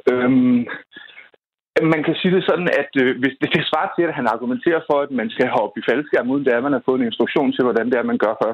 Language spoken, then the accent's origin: Danish; North Zealand, Capital Region of Denmark, Denmark; jeg kommer fra Nordsjælland